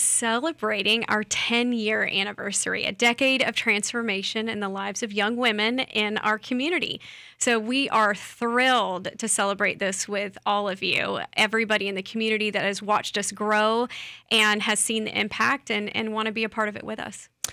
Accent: Lakeland, Florida, United States; I'm from here, I'm from Lakeland, from Polk County, I'm a Polk County girl.

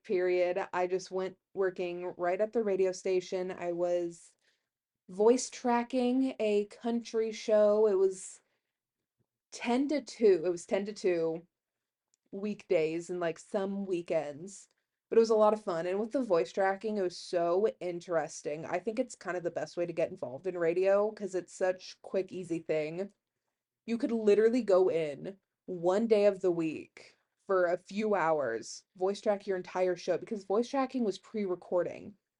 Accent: Herndon, Kansas, United States; also born or lived in McCook, Nebraska; I'm from Herndon, Kansas, it's where I like to say I grew up

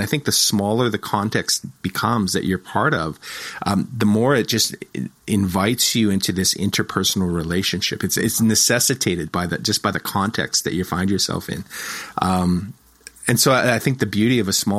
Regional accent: Moose Jaw, Saskatchewan, Canada; moved away as an adult; also born or lived in Toronto / Edmonton; I was born and raised in Moose Jaw, but I've lived in like Toronto. I've lived in Edmonton, you know, so I've been gone for about 25 years

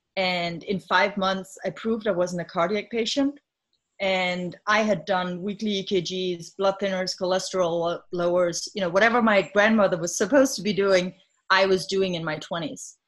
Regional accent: Denmark; moved away as an adult; now in United States; I'm from Denmark so um, having grown up in a country where there's a safety net

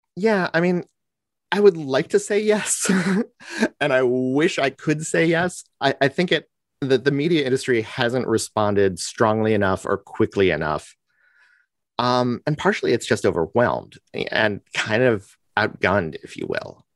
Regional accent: United States; I'm an American, and you know how we get, we like to talk about ourselves

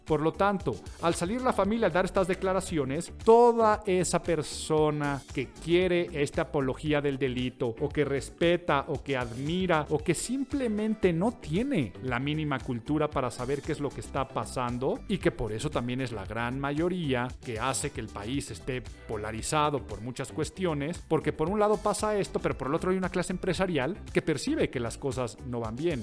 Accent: Mexico

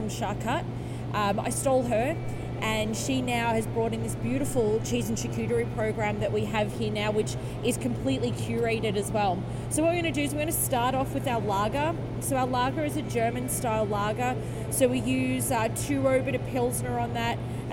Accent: Australia; moved away; I come from a background, I'm Australian

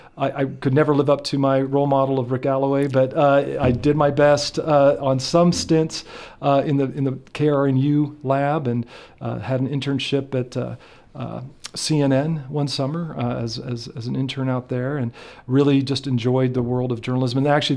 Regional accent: Silver Creek, Nebraska, United States; also born or lived in Washington, D.C.; Growing up in small town Nebraska, really. I grew up in Silver Creek, Nebraska, and some listeners might know where that is. I'm not sure if everyone would, but it is just it's about 19 miles southwest of Columbus on Highway 30.

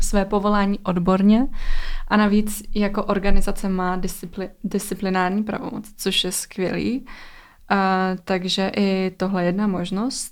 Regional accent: Czechia; u nás v Čechách

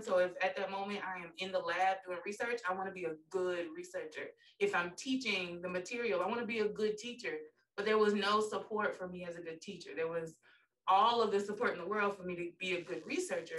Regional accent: Pensacola, Florida, United States; moved away as an adult; also born or lived in Jacksonville / Philadelphia; now in Atlanta, United States; I'm from Pensacola. Went to um, elementary, middle, and high school with Destiny's older brother

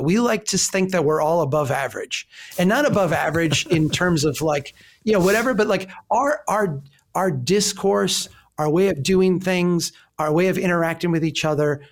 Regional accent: Minnesota, United States; I'm from Minnesota

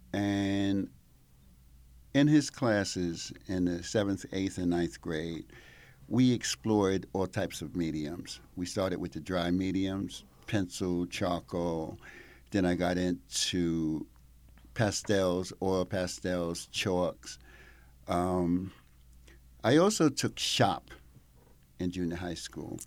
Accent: Mount Vernon, New York, United States; moved away as an adult; now in Italy; I grew up in Mount Vernon, New York. So, on the other side of the Bronx

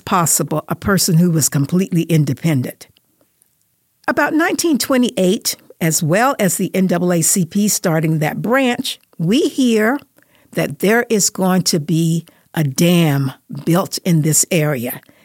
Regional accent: North Carolina, United States; now in Las Vegas, United States; where I grew up, and I grew up in North Carolina

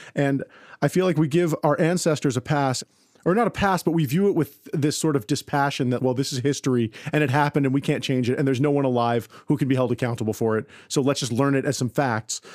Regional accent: Westchester County, New York, United States; I grew up in Westchester County, New York

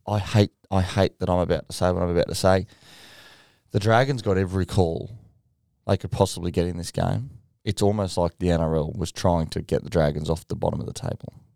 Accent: Gold Coast, Queensland, Australia; we're all from the Gold Coast

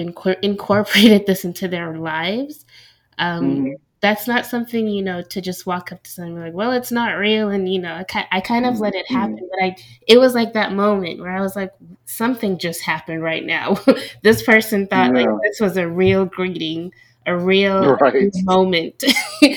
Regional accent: Senegal; moved away; also born or lived in Washington, D.C.; I'm from Senegal

